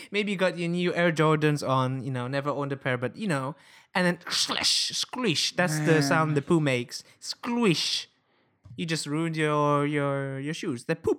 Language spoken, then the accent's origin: English; Italy; English is a second language; because in my hometown it's a very common thing. Everywhere I walk